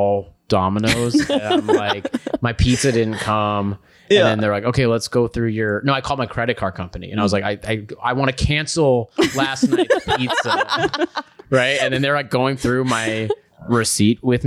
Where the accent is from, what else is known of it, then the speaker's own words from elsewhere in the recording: New Mexico, United States; I was born in New Mexico